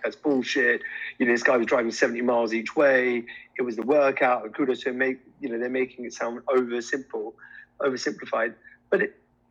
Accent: India; I'm Indian

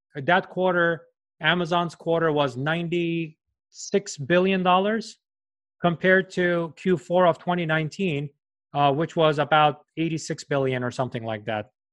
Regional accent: New York, United States; I'm from New York

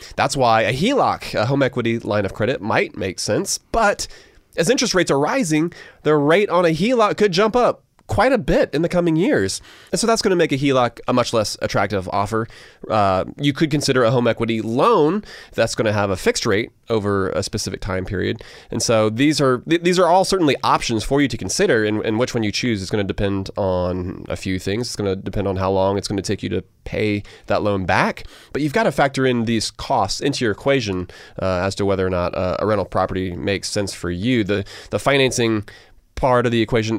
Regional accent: Augusta, Georgia, United States; I grew up in Augusta, which means that South Carolina literally was across the border

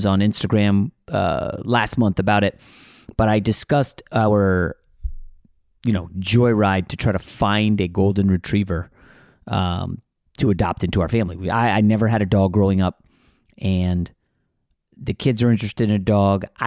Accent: New York, United States; now in Los Angeles, United States; I was born in New York

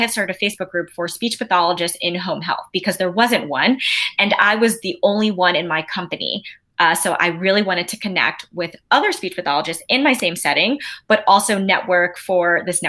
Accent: New York City, New York, United States; moved away as an adult; also born or lived in Baltimore; I grew up in Queens, New York. And I lived there up until I went to college and grad school in Baltimore.

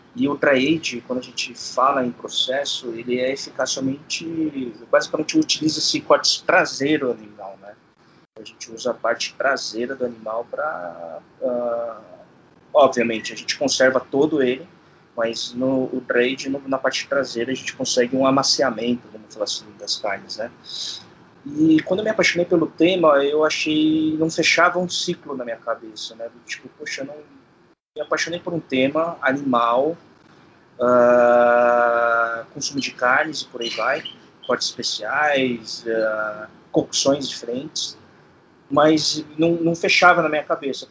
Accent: Brazil; eu sou de família origem sul-coreana, né? Sou nascido no Brasil

